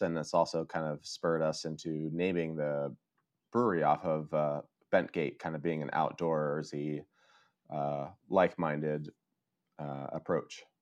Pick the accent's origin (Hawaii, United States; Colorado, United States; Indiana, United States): Colorado, United States; moved away as an adult; now in Oslo, Norway; I'm originally from uh, Colorado